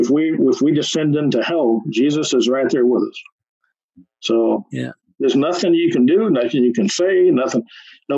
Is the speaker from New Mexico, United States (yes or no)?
yes; New Mexico, United States; also born or lived in Texas; I was born in Texas, but raised in New Mexico from age 3 on